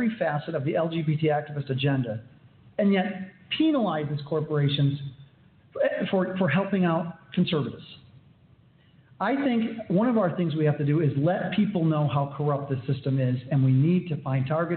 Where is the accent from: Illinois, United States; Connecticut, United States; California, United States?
Illinois, United States; I'm from the People's Republic of Illinois